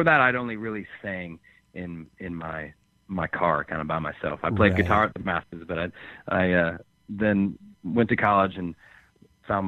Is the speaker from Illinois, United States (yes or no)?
yes; Chicago, Illinois, United States; now in Nashville, United States; I grew up just outside Chicago and then lived in Chicago for years